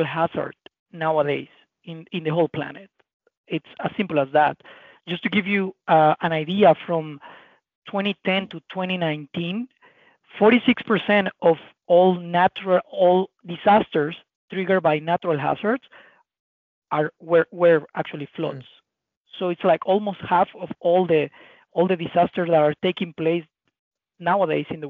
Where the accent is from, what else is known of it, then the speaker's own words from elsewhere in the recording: Tabasco, Mexico; moved away as an adult; now in Saudi Arabia; I was born in a state in Mexico called Tabasco